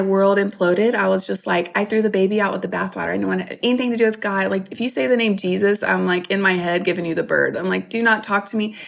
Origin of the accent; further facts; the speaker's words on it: St. Francisville, Louisiana, United States; I grew up in South Louisiana, grew up on a farm in a tiny, tiny town.